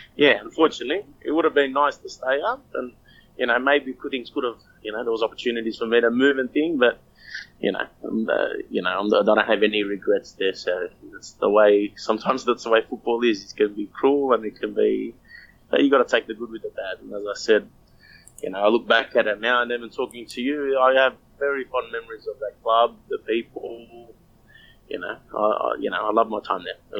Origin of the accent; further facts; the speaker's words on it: Australia; I'm just Australian.